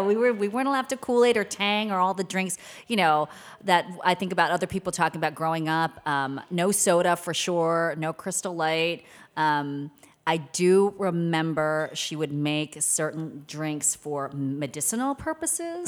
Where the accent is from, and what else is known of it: Maryland, United States; born or raised there; also born or lived in Seoul, South Korea